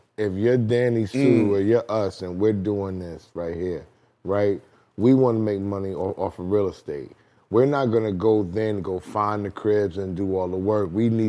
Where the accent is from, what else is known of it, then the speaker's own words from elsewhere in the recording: Jamaica, New York, United States; I grew up in Southside Jamaica, my dude.